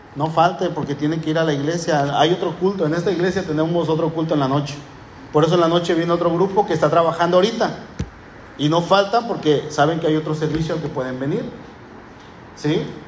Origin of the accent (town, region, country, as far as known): Mexico; accent: ranchero; also born or lived in Puerto Vallarta